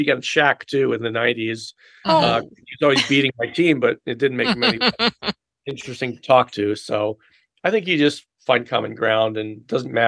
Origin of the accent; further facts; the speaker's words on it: Philadelphia, Pennsylvania, United States; I grew up in the Philadelphia area